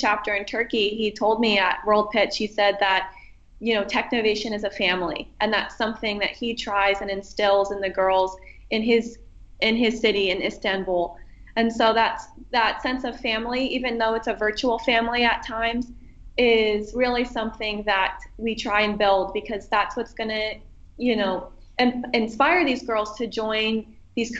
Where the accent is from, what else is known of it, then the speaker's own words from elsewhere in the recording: Erie, Pennsylvania, United States; I chose to serve in my hometown in Erie, Pennsylvania